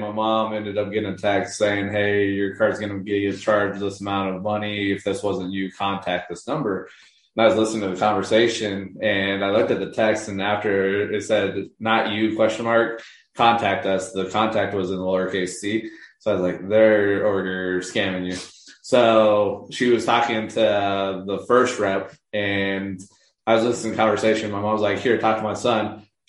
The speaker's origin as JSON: {"language": "English", "country": "United States", "said": "And so as an American"}